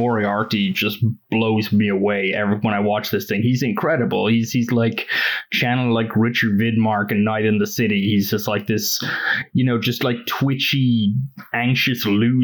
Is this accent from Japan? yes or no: no; Ireland; moved away; also born or lived in United States; I am like Irish slash American through several layers of paperwork